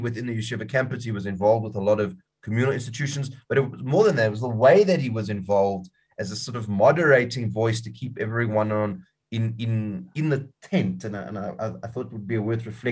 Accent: South Africa; as South African Jews

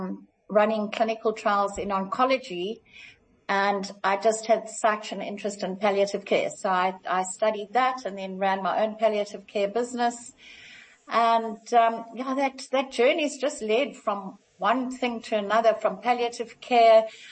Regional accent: Kenya; moved away; So my mum was a nurse, when we came down from Kenya

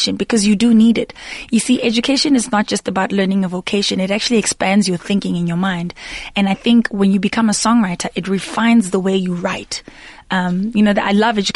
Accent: Daveyton, Gauteng, South Africa; not too far from my hometown, Daveyton

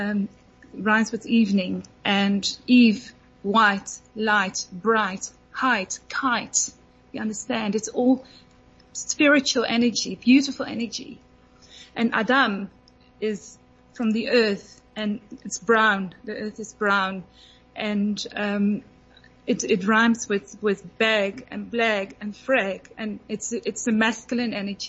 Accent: Netherlands; I'm from Holland

